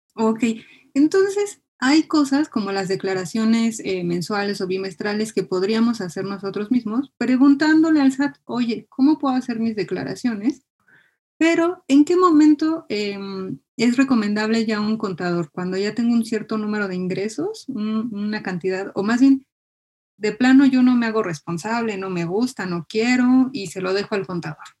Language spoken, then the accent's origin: Spanish; Mexico; Como mexicanos